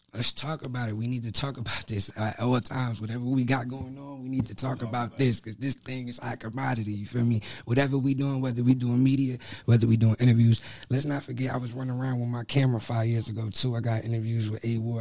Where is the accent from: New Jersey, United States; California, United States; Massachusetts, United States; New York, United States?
New Jersey, United States; now in Fayetteville, United States; I'm from Jersey